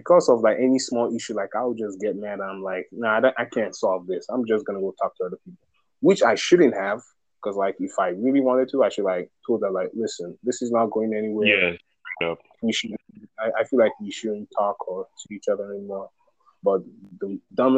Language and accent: English; Nigeria; now in United States; I'm from Nigeria